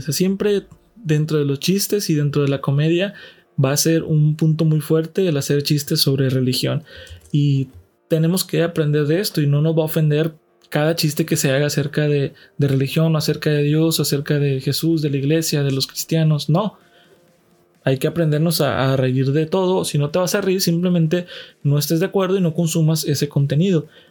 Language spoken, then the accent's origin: Spanish; Mexico; de México, de donde soy residente